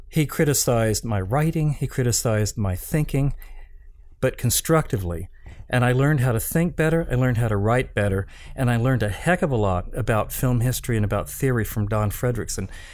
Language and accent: English; Appalachia, United States; moved away as an adult; kid from Appalachia who went to an Ivy League college